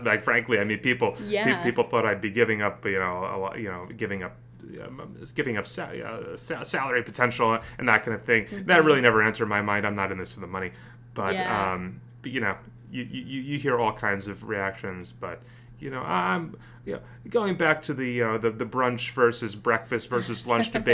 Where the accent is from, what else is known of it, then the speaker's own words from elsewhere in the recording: suburban North Jersey, New Jersey, United States; now in Washington, D.C., United States; I grew up in New Jersey, in suburban North Jersey, right outside New York